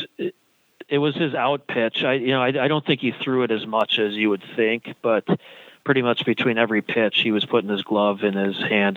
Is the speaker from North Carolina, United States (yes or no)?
no; Eau Claire, Wisconsin, United States; my hometown, Eau Claire, Wisconsin